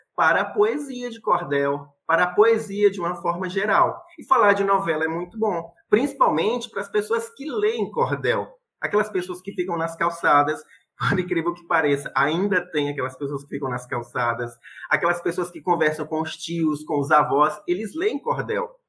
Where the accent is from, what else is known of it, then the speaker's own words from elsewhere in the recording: Itapiúna, Ceará, Brazil; minha cidade natal, que é Itapiúna, onde eu estou vivendo